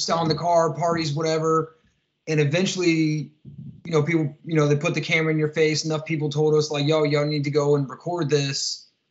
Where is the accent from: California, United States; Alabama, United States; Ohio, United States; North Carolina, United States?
Ohio, United States; Columbus; I'm from uh, Columbus, Ohio, uh, born and raised